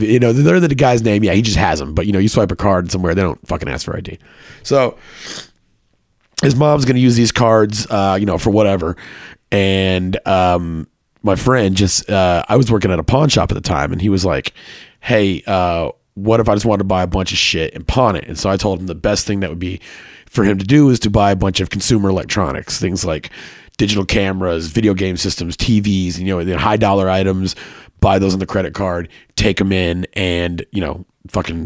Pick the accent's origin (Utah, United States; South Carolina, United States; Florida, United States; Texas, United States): Texas, United States; Copperas Cove; also born or lived in Killeen, Texas; I grew up in Copper's Cove, Texas, essentially the same thing as Killeen